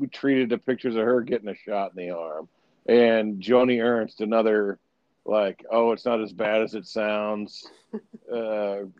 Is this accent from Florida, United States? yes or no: no; Winterset, Iowa, United States; I grew up in Winterset for a big chunk of my childhood, which is a small town southwest of Des Moines in Madison County.